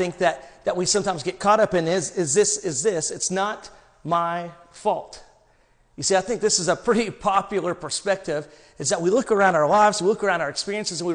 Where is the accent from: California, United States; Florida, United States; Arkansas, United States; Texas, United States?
Arkansas, United States; I'm from Arkansas